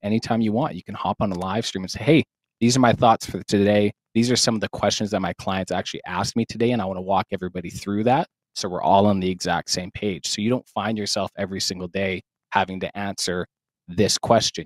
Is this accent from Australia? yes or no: no; Saskatoon, Saskatchewan, Canada; I'm from Saskatoon, Saskatchewan, Canada